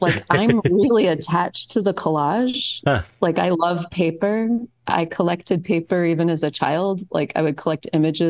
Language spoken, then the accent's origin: English; Colorado, United States; also born or lived in New Orleans, Louisiana / Chicago / Florence / Delaware; now in Florida, United States; And I grew up, my early life was in New Orleans. I was raised in Colorado.